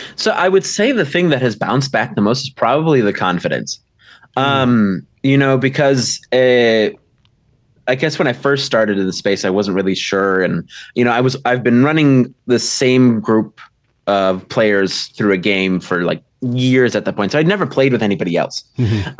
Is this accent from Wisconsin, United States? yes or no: yes; Milwaukee, Wisconsin, United States; I'm from uh, Milwaukee, Wisconsin